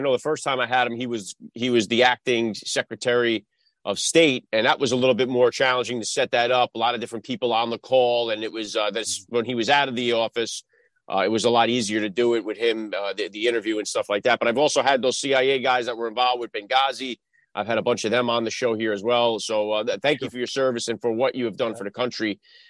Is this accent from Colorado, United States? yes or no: no; New York City, New York, United States; that's where I'm from. I'm born in the Bronx myself. My whole family's from there.